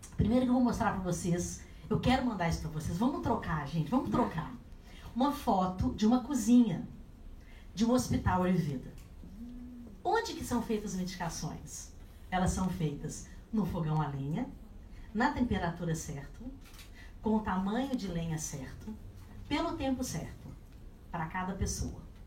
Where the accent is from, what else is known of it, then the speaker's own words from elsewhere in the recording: Minas Gerais, Brazil; eu sou mineira